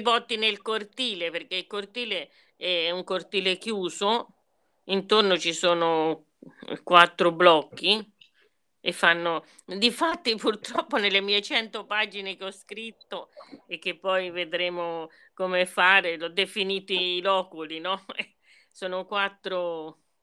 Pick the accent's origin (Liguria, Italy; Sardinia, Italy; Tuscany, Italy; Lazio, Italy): Tuscany, Italy; Orbetello; now in Florence, Italy; Io sono di genitori meridionali, ma sono nata a Orbetello